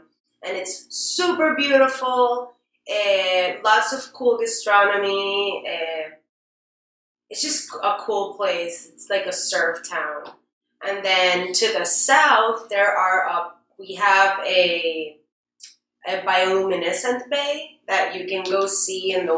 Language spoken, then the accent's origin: English; Puerto Rico; also born or lived in London; I'm from Puerto Rico